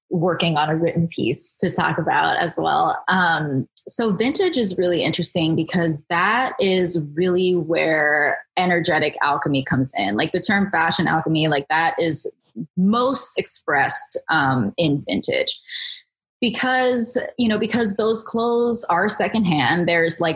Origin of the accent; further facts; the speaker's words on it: Bethesda, Maryland, United States; So I grew up in Bethesda, Maryland. That's where I am right now.